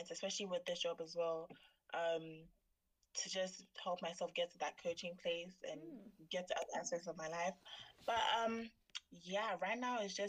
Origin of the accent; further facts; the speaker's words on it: Ghana; I am from Ghana